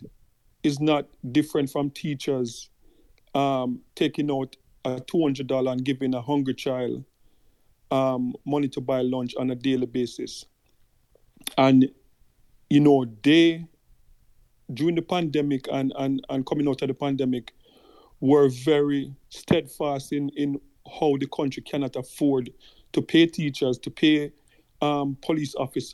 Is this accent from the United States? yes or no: no; Jamaica; also born or lived in Kingston; as a Jamaican